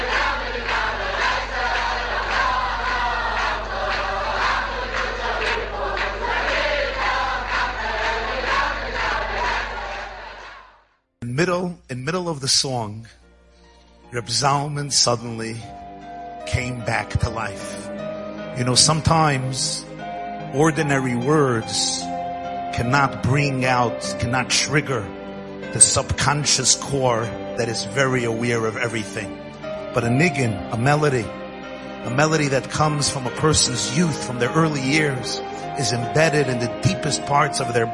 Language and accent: English; New York City, New York, United States; I grew up in Brooklyn